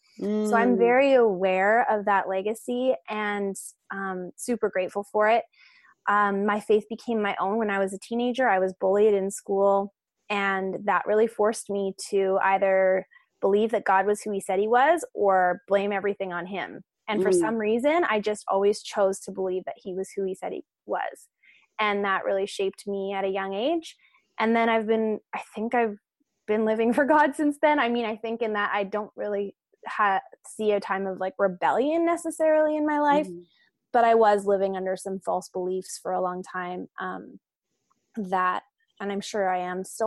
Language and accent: English; Canada; I am from Canada.